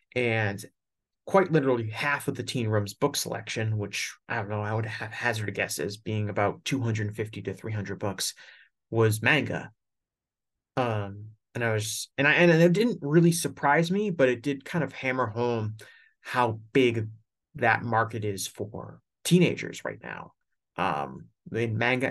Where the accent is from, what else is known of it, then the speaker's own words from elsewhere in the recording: United States; I'm an American